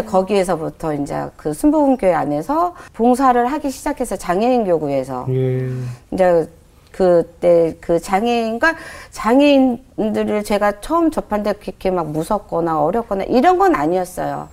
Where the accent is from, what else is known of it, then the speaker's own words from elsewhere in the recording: Jeolla, South Korea; also born or lived in Pocheon; 생활은 이제 저 전라도 쪽이거든요.